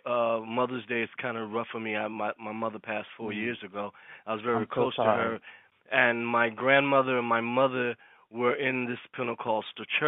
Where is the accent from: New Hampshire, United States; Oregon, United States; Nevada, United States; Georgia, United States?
Georgia, United States; Savannah; moved away; also born or lived in New York; I moved from Savannah, which was my hometown